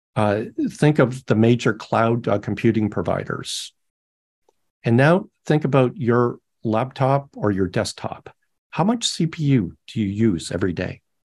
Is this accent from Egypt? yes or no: no; Canada; now in United States; I'm Canadian